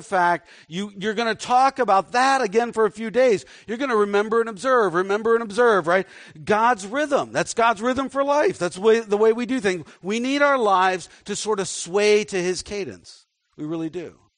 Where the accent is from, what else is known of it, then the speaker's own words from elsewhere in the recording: Dallas, Texas, United States; I was born in Dallas